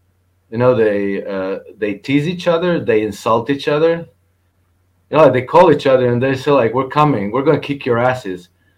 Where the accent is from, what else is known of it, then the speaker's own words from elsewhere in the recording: Croatia; I'm from Croatia.